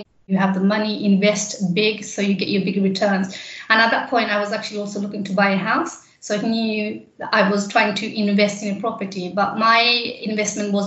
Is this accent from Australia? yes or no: no; London, United Kingdom; I have grown up in East London in Poplar.